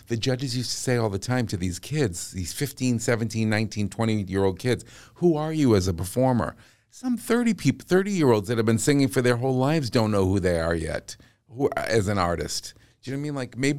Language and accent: English; Massachusetts, United States; accent: Massachusetts; Oh, did my Massachusetts accent come out?